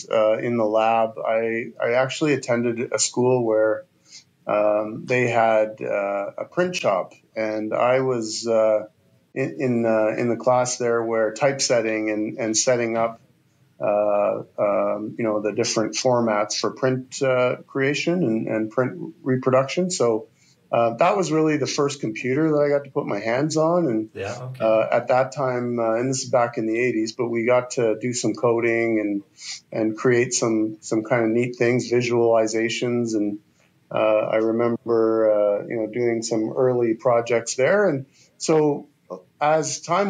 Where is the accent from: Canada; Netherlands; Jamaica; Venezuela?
Canada; the East, Eastern Canada; now in Calgary, Canada; I grew up in the East